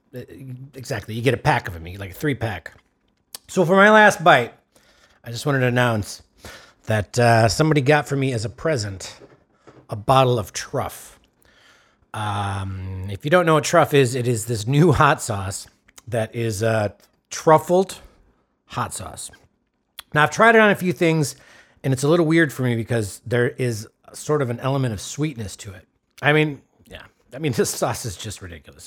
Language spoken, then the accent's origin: English; Wisconsin, United States; my home state of Wisconsin.